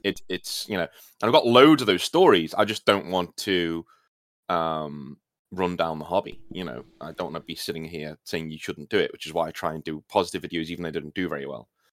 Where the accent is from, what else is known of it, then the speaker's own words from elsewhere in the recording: United Kingdom; being British